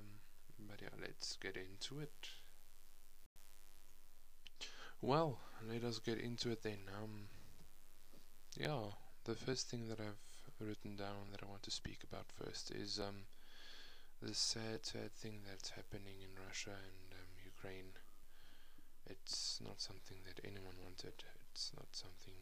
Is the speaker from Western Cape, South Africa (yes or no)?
no; Johannesburg, Gauteng, South Africa; I come from South Africa, Johannesburg to be precise.